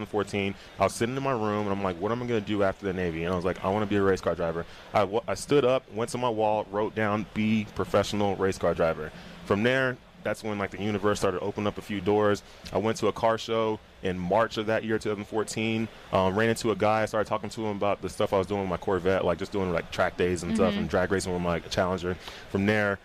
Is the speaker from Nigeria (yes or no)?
yes; Nigeria; I'm like Nigerian